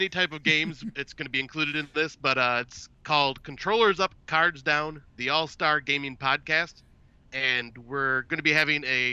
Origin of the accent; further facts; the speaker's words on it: Northerners, Northern US, United States; us Northerners because like Michigan serves poutine and everything